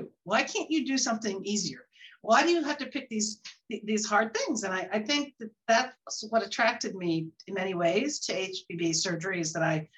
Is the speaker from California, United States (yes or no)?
yes; Bay Area, California, United States; moved away as an adult; also born or lived in Houston; now in Boston, United States; I grew up in the Bay Area, but I came here to Boston at the age of 25